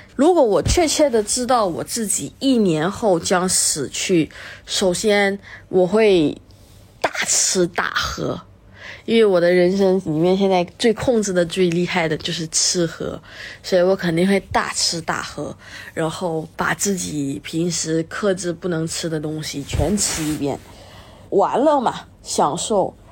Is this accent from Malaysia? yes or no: yes; Malaysia; 我是一个辩论员，我是马来西亚人，主席是福建，而我妈呢是个客家人